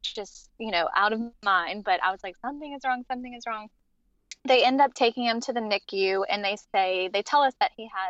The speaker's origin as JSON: {"language": "English", "region": "Central Louisiana", "country": "United States", "tie": "born or raised there", "said": "I am from Central Louisiana, born and raised."}